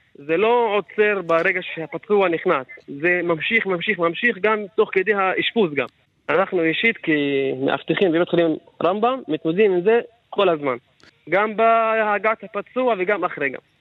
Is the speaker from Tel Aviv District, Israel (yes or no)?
no; Ka'abiyye, Northern District, Israel; מכפר כעביה